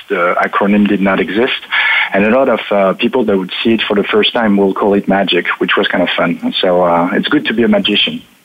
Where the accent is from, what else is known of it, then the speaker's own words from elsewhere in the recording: France; English is a second language; now in Paris, France; I was born on the border of Germany